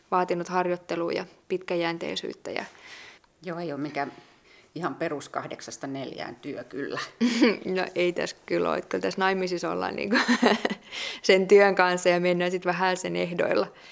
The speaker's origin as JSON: {"language": "Finnish", "town": "Tampere", "region": "Pirkanmaa", "country": "Finland", "tie": "born or raised there", "said": "Mä oon itse kotoisin Tampereelta"}